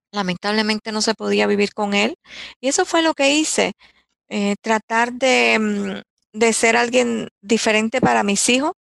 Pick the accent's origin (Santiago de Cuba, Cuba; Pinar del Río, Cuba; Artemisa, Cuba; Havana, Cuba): Artemisa, Cuba; Candelaria; moved away as an adult; also born or lived in Holguín, Cuba; now in United States; Yo nací en Holguín, es una de las provincias más orientales de, de, Cuba, de mi país. Pero me mueven, mi familia se muda yo nací en el año 1960 y mi familia se muda cuando yo tenía ocho meses de nacida